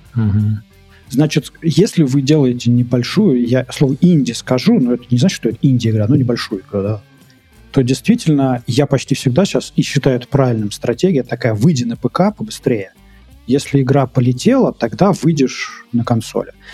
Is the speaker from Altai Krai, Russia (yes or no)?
no; Moscow Oblast, Russia; also born or lived in Minsk, Belarus; Я хоть из Подмосковья, Москва рядом